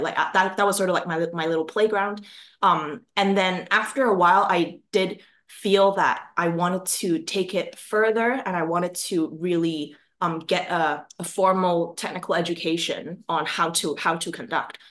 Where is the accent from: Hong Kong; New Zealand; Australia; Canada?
Hong Kong; now in Glasgow, United Kingdom; so I'm originally from Hong Kong. And uh, music came into my life because my mom is a piano teacher, and uh, my parents they run a music school in Hong Kong. And so, like, I grew up with a lot of music